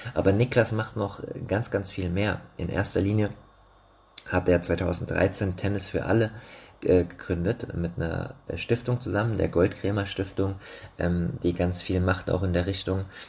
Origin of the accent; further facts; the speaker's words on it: Rheingau, Hesse, Germany; ich bin in meiner alten Heimat im Rheingau, in Hessen, in der Nähe von Wiesbaden zurück